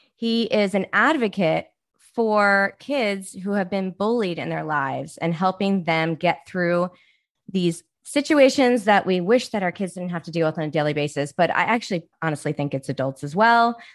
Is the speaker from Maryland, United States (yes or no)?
yes; Baltimore, Maryland, United States; moved away; also born or lived in Jersey City / New York City; I'm from Baltimore.